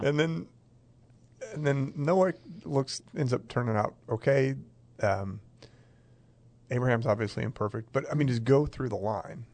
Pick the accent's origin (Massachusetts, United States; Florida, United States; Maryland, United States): Maryland, United States; I grew up in Maryland and I knew farmers